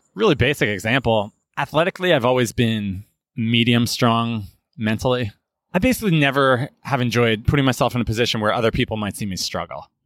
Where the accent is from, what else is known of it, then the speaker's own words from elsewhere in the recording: United States; we're American and somewhere along the lines, the Italian pronunciation got dropped.